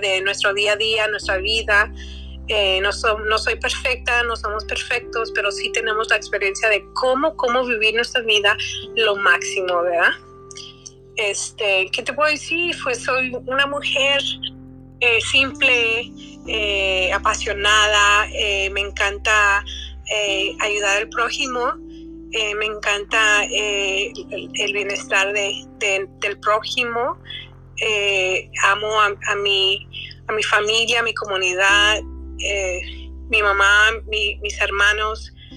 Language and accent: Spanish; United States; cómo mis padres llegaron aquí y cómo crecí en dos mundos. Viviendo dos mundos no es fácil. ¿Cómo se puede vivir dos mundos sin perderte? ¿verdad? O soy americana y soy mexicana